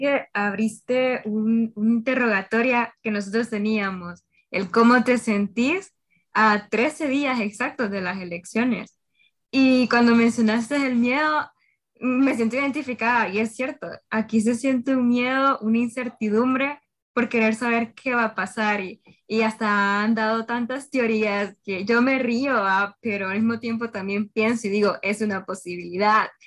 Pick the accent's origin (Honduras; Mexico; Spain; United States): Honduras; cada uno de nosotros como hondureños